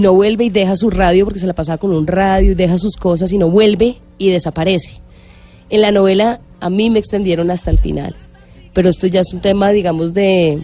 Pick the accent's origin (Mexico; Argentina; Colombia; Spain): Colombia; como colombiana